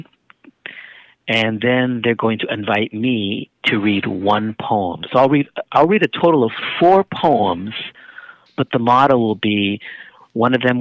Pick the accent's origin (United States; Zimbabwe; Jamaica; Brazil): United States; San Francisco, California; being the son of Nicaraguan immigrants growing up in San Francisco